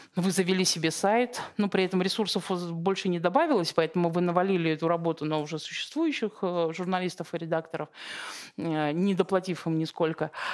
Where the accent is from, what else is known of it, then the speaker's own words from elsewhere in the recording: Siberia, Russia; я просто родом из Сибири